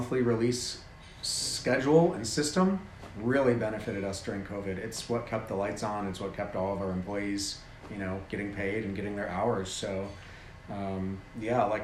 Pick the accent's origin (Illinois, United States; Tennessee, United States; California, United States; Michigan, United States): Michigan, United States; Holland; I'm from like Holland, Grand Rapids area